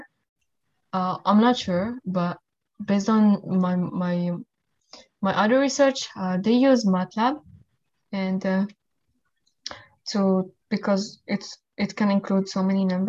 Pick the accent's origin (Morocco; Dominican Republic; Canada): Morocco; moved away as an adult; now in United States; I'm originally from Morocco. I came at the age of 18